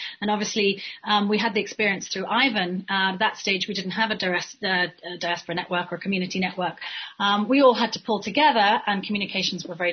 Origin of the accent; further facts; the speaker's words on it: Cayman Islands; So you mentioned I'm Caymanian. I'm from the Cayman Islands myself. I've been coming to and from the Cayman Islands from a very early age.